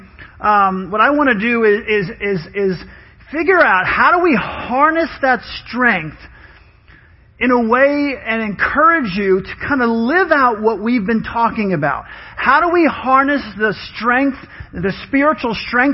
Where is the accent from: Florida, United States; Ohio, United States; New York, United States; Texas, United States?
New York, United States; I grew up in New York with my mom.